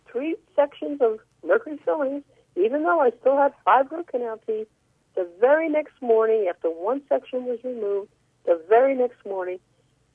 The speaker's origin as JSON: {"language": "English", "town": "New York City", "region": "New York", "country": "United States", "tie": "born or raised there", "said": "When I was a kid growing up in Brooklyn, New York"}